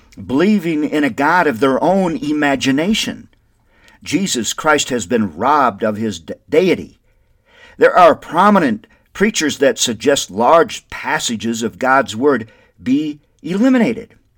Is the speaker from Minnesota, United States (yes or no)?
yes; Windom, Minnesota, United States; now in Albuquerque, United States; Wyndham, Minnesota is my hometown, which I love dearly